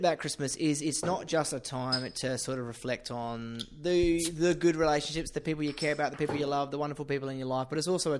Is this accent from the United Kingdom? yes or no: yes; Medway Towns, South East England, United Kingdom; moved away; I grew up in the Medway Towns